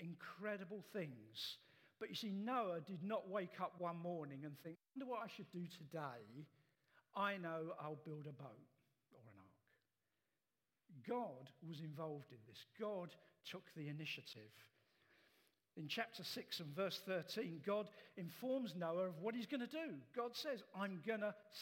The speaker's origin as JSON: {"language": "English", "region": "England", "country": "United Kingdom", "said": "as Western English people"}